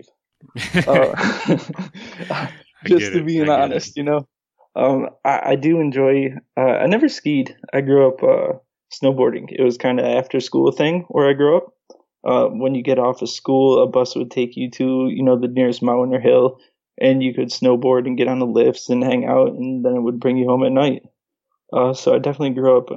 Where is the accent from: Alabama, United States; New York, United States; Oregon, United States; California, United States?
New York, United States; Rochester; moved away as an adult; also born or lived in San Diego; now in Florida, United States; I grew up in Rochester, New York. I was there 19 years.